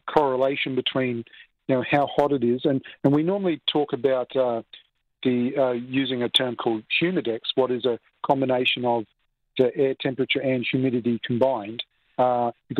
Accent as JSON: {"language": "English", "country": "Australia", "moved": "yes", "lives_now": "Toronto, Canada", "said": "I come from Australia"}